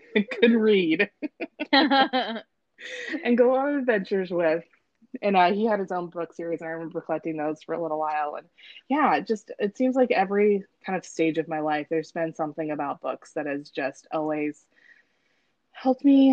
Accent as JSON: {"language": "English", "town": "Salem", "country": "United States", "tie": "born or raised there", "said": "I grew up in Salem mostly"}